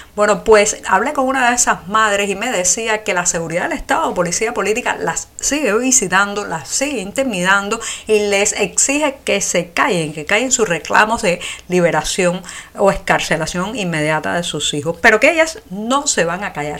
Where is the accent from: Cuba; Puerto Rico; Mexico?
Cuba; somos los cubanos